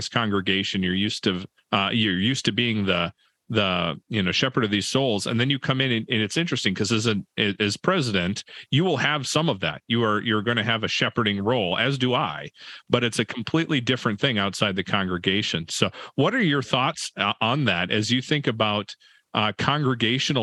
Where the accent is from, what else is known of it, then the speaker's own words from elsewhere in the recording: Valley City, North Dakota, United States; also born or lived in Pittsburgh, Pennsylvania; now in Fargo, United States; I grew up in Valley City about 60 miles away